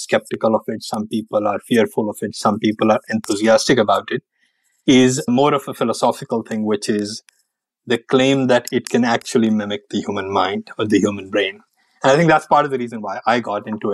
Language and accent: English; India; moved away as an adult; now in United States; I did grow up in India, spent my first 21 years or so there